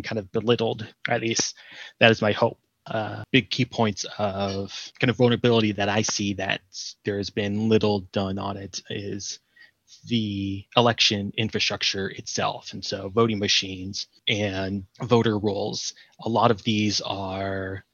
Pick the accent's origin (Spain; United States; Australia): United States; California; now in Canada; I'm from California